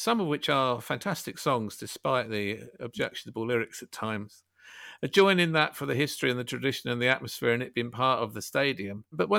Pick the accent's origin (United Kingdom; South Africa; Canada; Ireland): United Kingdom; Loughton, East of England; I grew up in Loughton in Essex, so on the end of the Central Line.